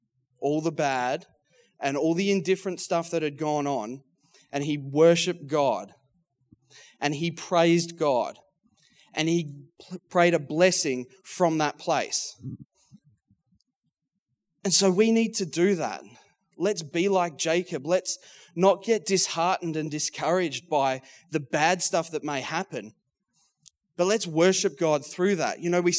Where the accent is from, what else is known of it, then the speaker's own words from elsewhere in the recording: Geelong, Victoria, Australia; now in Melbourne, Australia; I was born in Geelong, grew up in Geelong, loved my footy, so it was essentially the dream job for a Geelong boy.